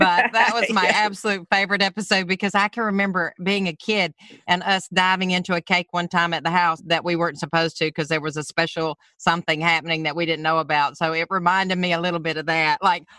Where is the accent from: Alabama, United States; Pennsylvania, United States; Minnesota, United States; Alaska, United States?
Alabama, United States; they start screaming out, where are you from? I went, Alabama.